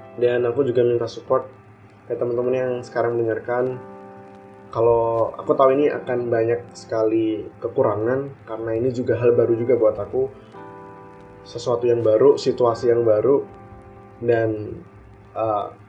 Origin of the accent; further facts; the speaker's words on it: Tulungagung, East Java, Indonesia; moved away as an adult; aku asli dari Tulungagung dan besar juga di Tulungagung